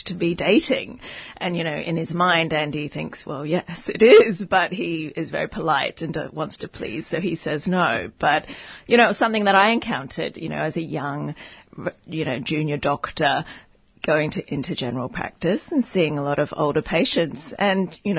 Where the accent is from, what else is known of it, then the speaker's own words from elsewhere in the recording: Hong Kong; I grew up in Hong Kong